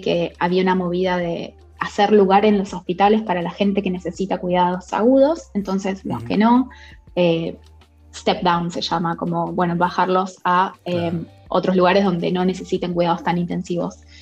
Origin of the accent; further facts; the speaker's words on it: Rosario, Santa Fe, Argentina; moved away as an adult; also born or lived in Cañada de Gómez, Argentina / Barcelona, Spain; now in London, United Kingdom; soy de Argentina, soy de, eh, nací en Cañada de Gómez, eh, viví en Rosario mucho tiempo, es, lo que en Argentina le llaman el interior, pero bueno, es, una provincia em, Santa Fe